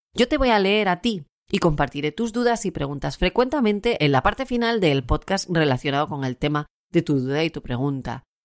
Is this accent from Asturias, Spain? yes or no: yes; Asturias, Spain; also born or lived in Puerto de Vega / Gijón; Yo soy una asturiana, residente en Gijón.